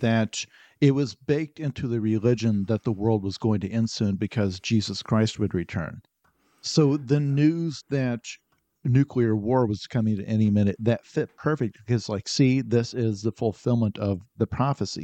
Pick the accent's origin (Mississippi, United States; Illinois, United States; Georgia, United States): Illinois, United States; southern; In rural Illinois, town of about four thousand people. In, in southern Illinois